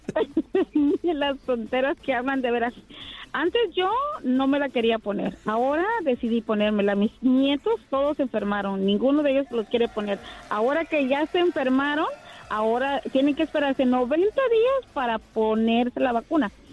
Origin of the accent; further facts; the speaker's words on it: Tierra Caliente, Michoacán, Mexico; Yo soy de, de Tierra Caliente.